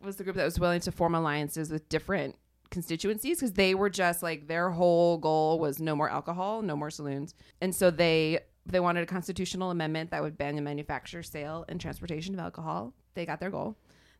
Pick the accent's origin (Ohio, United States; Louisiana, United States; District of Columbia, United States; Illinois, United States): Ohio, United States; my hometown or my home state.